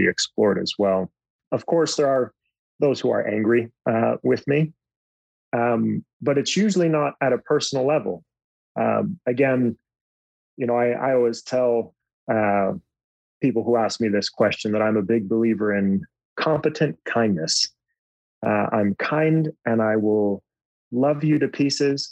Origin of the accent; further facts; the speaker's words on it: United States; I'm an American